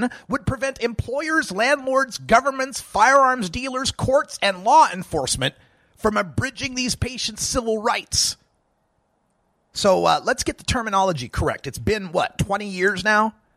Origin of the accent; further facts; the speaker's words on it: Idaho, United States; moved away; I still get the paper from my, or the feed, I should say, from my hometown birthplace newspaper there.